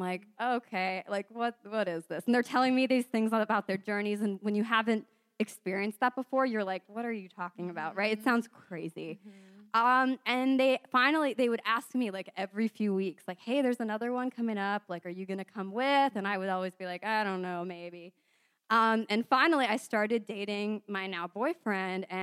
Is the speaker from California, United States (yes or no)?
yes; San Diego, California, United States; I'm from San Diego.